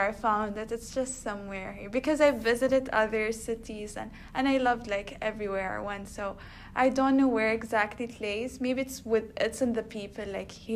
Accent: Oman; moved away as an adult; now in United States; I come from Oman, which is a country across the world.

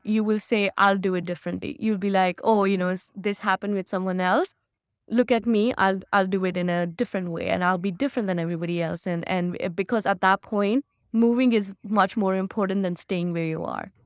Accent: Chandigarh, India; moved away as an adult; now in Canada; me living in Chandigarh and me being an Indian

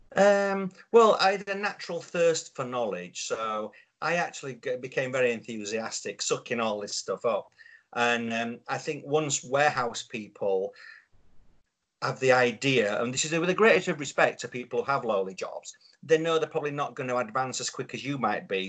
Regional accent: Yorkshire and the Humber, United Kingdom; I'm a Yorkshireman

